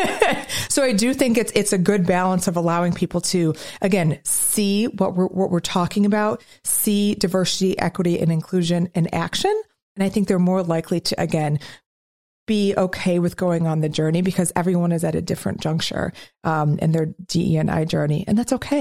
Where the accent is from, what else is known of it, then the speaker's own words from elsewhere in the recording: Midwest, United States; as a Midwesterner